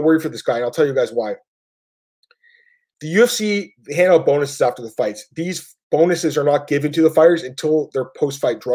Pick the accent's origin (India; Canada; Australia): Canada; I'm Canadian. It's legal here. Everyone smokes weed. You know, ever. I've been growing up, you know, I've lived here my whole life